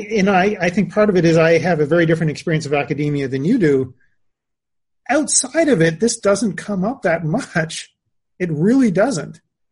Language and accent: English; Canada; moved away; So I'm originally Canadian. I maintain a lot of contact with a lot of, like, all of my family and a lot of my friends are in Canada. I visit very often. I'm still, that's my passport. That's, you know, that's where I'm from.